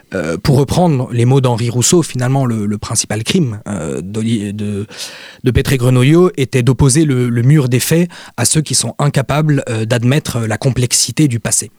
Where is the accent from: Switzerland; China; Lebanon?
Lebanon; je suis libanais